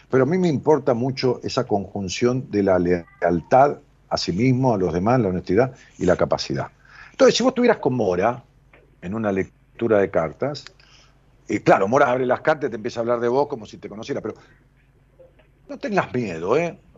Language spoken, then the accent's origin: Spanish; San Pedro, Argentina; De San Pedro.